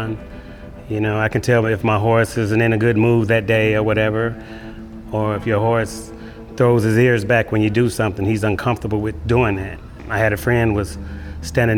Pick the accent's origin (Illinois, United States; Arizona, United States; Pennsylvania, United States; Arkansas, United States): Illinois, United States; Chicago; I'm from Chicago, Illinois. My dad was from Meridian, Mississippi, and he had horses growing up, me living in Chicago